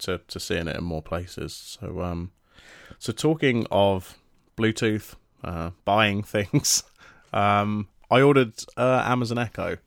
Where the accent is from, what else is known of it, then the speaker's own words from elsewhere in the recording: United Kingdom; we're British